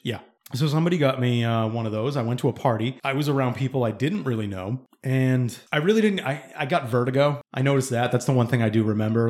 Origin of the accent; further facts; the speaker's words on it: East Bridgewater, Massachusetts, United States; where we grew up in East Bridgewater